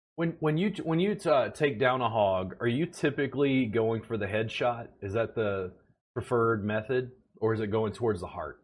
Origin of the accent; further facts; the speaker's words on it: Louisiana, United States; now in Austin, United States; I grew up in Louisiana, so we get like a huge amount of rainfall in South Louisiana and Baton Rouge